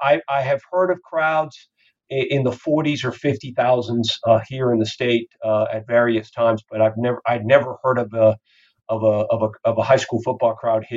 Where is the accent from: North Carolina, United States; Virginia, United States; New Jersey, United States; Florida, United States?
Florida, United States; Miami; brings back a lot of memories for me growing up in Miami, in the Cuban American section of the city in the 1960s.